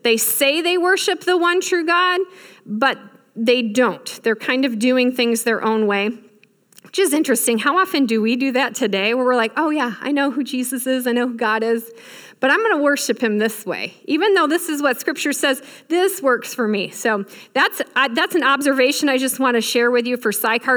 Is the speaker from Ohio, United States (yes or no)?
no; Michigan, United States; I grew up in Michigan